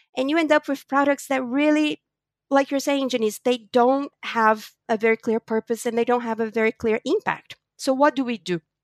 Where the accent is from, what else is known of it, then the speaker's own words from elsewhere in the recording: Brazil; moved away; also born or lived in United States / New York / Europe; I was born in Brazil from a Portuguese family.